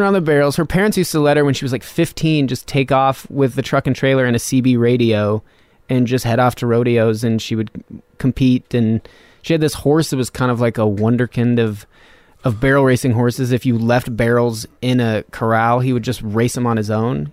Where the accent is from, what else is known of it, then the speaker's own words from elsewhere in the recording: north of Reno, Nevada, United States; moved away; also born or lived in Austin; like fifteen miles north of Reno, Nevada